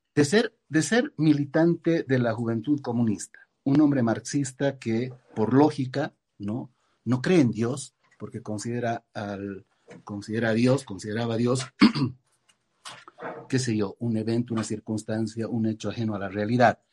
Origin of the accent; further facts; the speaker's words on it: Bolivia; moved away as an adult; also born or lived in United States / Argentina; salí de, salí de Bolivia, me fui a vivir a Estados Unidos y posteriormente a la Argentina